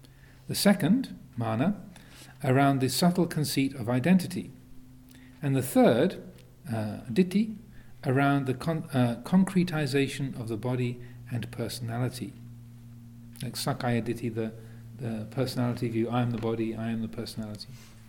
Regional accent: England, United Kingdom; Where, you know, I grew up in England, and the most of those icy sports were developed up in Scotland, which, if, even though it's only a few hundred miles away, is psychologically a long, long way away from southern England.

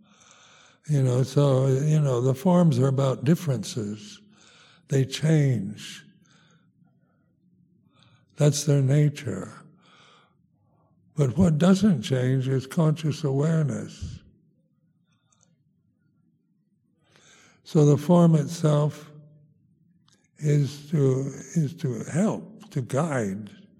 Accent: United States; moved away as an adult; also born or lived in Thailand; now in England, United Kingdom; being American, you're kind of brought up this idea of being self-sufficient

